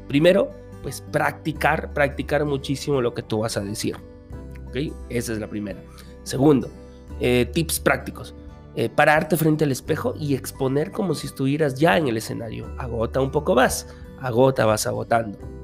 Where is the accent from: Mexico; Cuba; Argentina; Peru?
Peru; como decimos aquí en mi país, en Perú